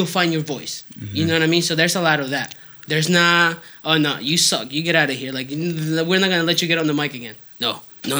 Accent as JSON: {"language": "English", "region": "Southwest Florida", "country": "United States", "tie": "born or raised there", "said": "he like grew up in like my hometown"}